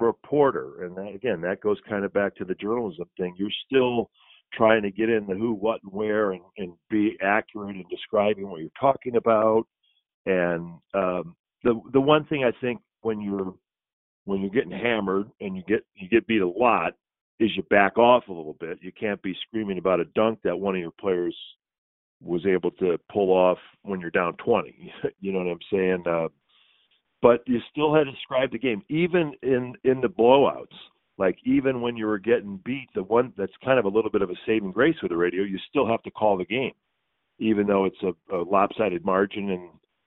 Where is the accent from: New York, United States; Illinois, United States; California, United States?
Illinois, United States; now in Philadelphia, United States; I grew up in Illinois, but where my father took me to the Chicago Stadium